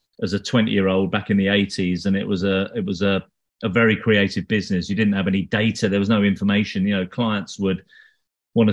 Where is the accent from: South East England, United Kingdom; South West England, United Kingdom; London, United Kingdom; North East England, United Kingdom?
London, United Kingdom; I'm not actually from Hackney. I'm from London, but I only live in Hackney.